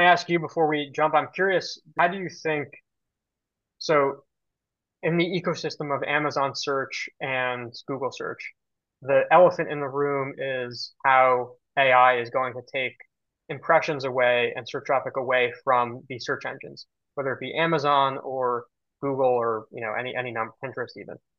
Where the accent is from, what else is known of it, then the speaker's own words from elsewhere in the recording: New York City, New York, United States; I've been on the island of Manhattan my entire life